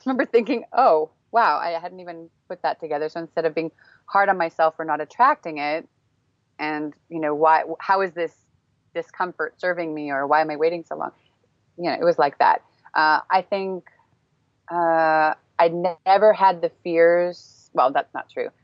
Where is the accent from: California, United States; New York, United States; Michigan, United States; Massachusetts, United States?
California, United States; Northern; moved away as an adult; now in Prague, Czech Republic; I grew up in Northern California